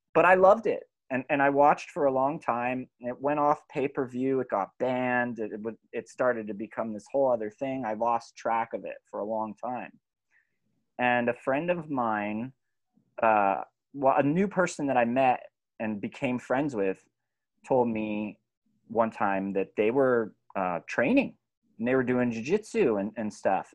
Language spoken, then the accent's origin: English; California, United States; I grew up in California